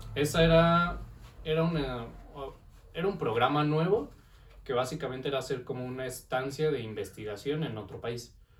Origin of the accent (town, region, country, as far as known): Mexico